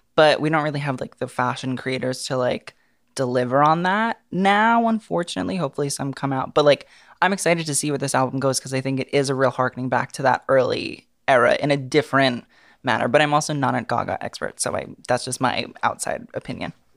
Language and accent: English; New York City, New York, United States; that's where I'm from